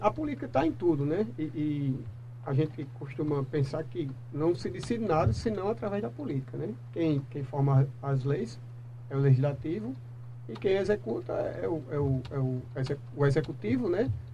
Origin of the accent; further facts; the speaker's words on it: João Pessoa, Paraíba, Brazil; Sou natural de João Pessoa e sempre morei em João Pessoa.